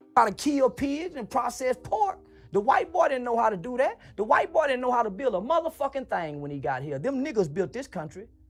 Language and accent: English; Fort Worth, Texas, United States; we come out of Fort Worth, Texas